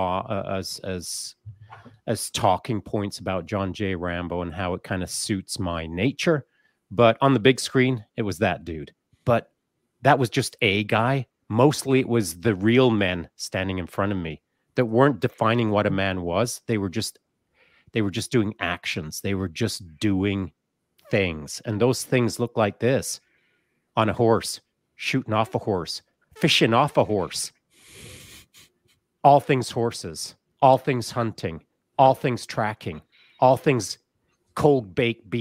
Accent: Grande Cache, Alberta, Canada; I was raised up in Grand Cache out in the boonies

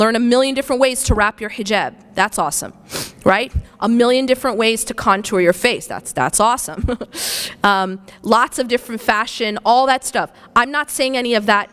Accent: Wisconsin, United States; now in California, United States; I grew up in the Midwest. I grew up in Wisconsin

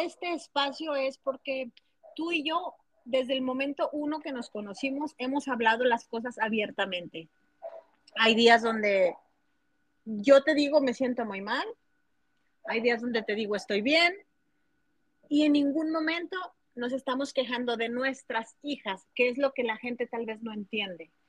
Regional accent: Chihuahua, Mexico; Soy de la ciudad de Chihuahua, México.

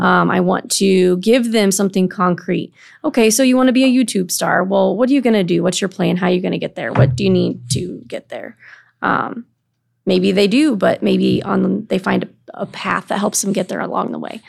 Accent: East Moline, Illinois, United States; now in Burlington, United States; I'm from Illinois. My, I'm originally from the Quad Cities in East Moline.

